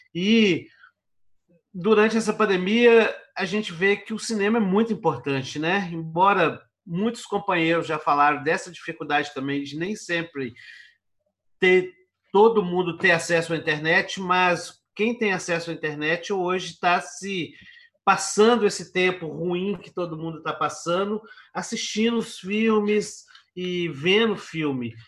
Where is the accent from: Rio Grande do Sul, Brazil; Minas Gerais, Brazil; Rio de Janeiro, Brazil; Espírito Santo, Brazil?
Minas Gerais, Brazil; eu sou aqui de Minas Gerais